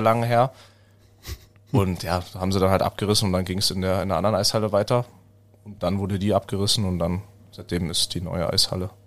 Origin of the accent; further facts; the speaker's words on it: Weißwasser, Saxony, Germany; now in Iserlohn, Germany; das ist einfach der Ort, wo ich herkomme. Da habe ich das Eishockeyspielen gelernt